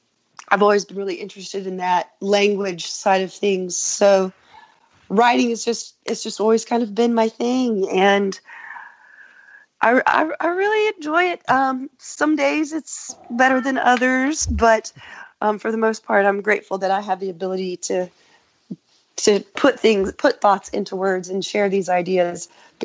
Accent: Sweeney, Texas, United States; born there; also born or lived in Lubbock; I lived, was born in Sweeney, and then I lived in Lubbock for a few years.

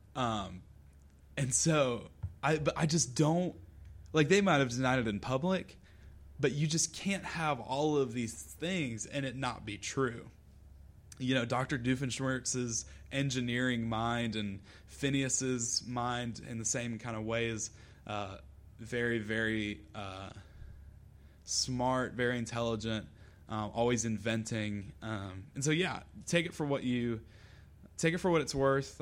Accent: Lexington, South Carolina, United States; I'm from Lexington

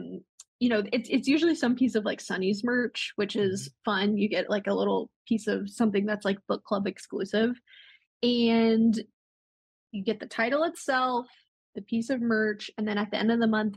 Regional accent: Yuma, Arizona, United States; moved away; also born or lived in Portland, Oregon; we recently relocated to Yuma, Arizona, which is my hometown

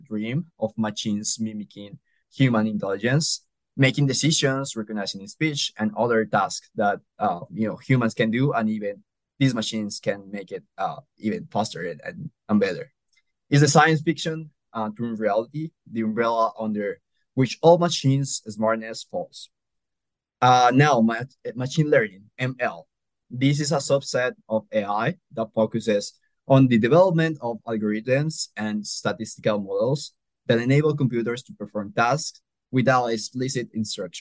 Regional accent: Colombia; now in Nebraska, United States; I am from Colombia originally

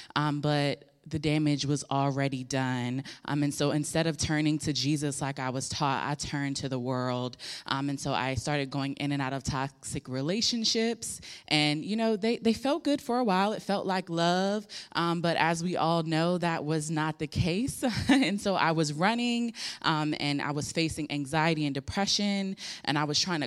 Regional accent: Hampton Roads, Virginia, United States; I was born and raised here in Hampton Roads

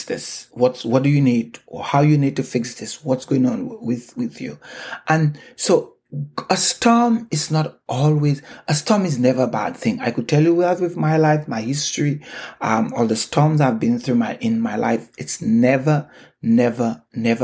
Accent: St. Lucia; moved away as an adult; now in Canada; I remember sitting in the balcony at home growing up in St. Lucia

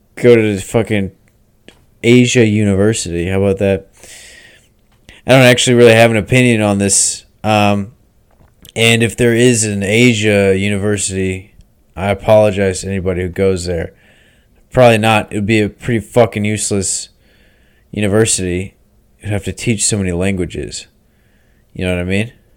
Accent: United States; I'm an American

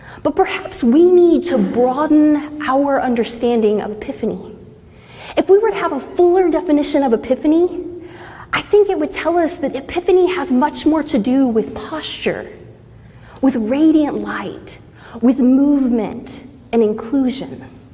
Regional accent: Southeast Texas, United States; moved away as an adult; now in Midwest, United States; growing up in Southeast Texas

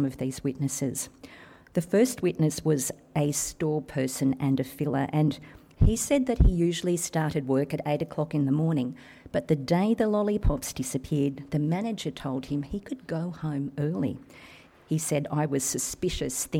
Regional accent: Cobar, New South Wales, Australia; moved away as an adult; now in Sydney, Australia; when I was a little girl growing up in Cobar

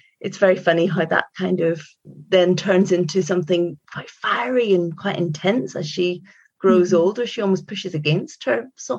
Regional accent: Northern Ireland, United Kingdom; I grew up in Northern Ireland, spent a lot of time on the North Coast. That was where I had my youngest years.

